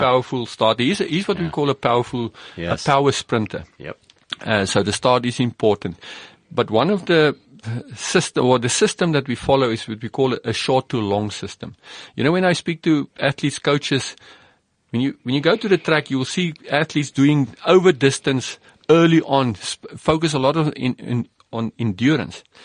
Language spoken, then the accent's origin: English; South Africa; as an athlete and a rugby player myself growing up in South Africa